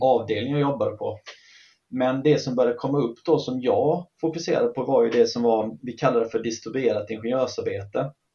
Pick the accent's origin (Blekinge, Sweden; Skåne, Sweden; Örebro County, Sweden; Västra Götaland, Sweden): Blekinge, Sweden; Karlskrona; moved away as an adult; Jag är från eh, Karlskrona från början, eller från Jämjö, strax utanför Karlskrona